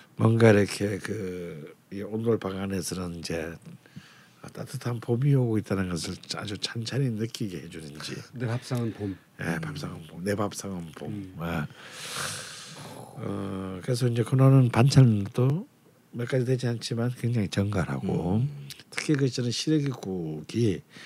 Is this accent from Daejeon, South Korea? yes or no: no; Busan, South Korea; 저는 부산 사람이잖아요.